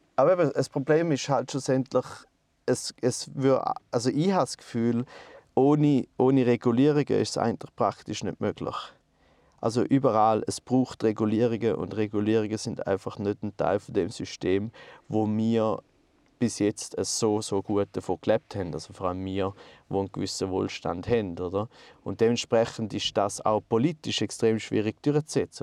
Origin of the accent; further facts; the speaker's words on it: Goldach, St. Gallen, Switzerland; ich bin in Goldach aufgewachsen